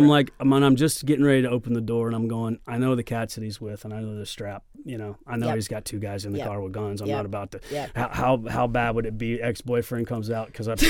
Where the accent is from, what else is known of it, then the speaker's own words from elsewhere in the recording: Oklahoma, United States; You're right. I'm not from here. I'm from Oklahoma and I'll break your fucking hip.